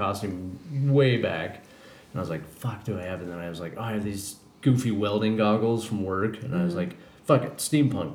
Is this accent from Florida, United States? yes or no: no; Colorado, United States; now in California, United States; I'm from Colorado